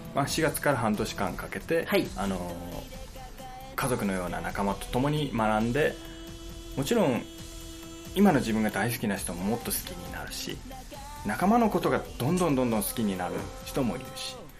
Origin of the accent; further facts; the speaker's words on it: Okayama, Japan; moved away as an adult; also born or lived in Fukuyama; 岡山が出身なんですけど